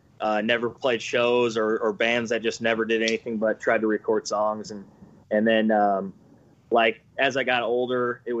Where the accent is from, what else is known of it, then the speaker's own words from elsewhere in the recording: around Chicago, Illinois, United States; I grew up around Chicago, 30 minutes out of the city.